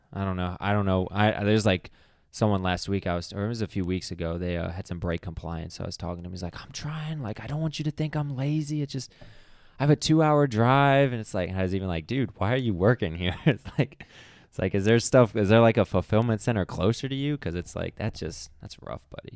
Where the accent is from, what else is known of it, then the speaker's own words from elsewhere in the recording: Akron, Ohio, United States; that's also my hometown